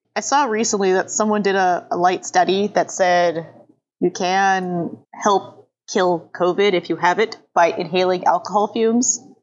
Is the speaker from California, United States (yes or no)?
yes; Los Angeles, California, United States; I grew up in Los Angeles, but like in the more southern part of Los Angeles than the northern part where I currently live